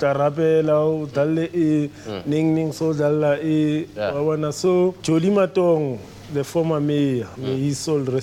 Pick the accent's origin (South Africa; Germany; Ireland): South Africa; Johannesburg, Gauteng; I was born and bred in Soweto